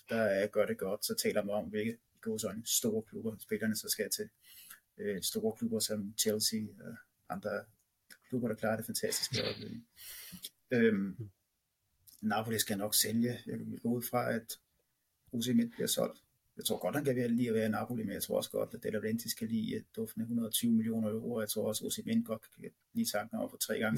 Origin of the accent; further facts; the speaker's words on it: Holbæk, Zealand, Denmark; det lille lokale dagblad ude i Holbæk, området, hvor jeg kommer fra, Nordvestnyt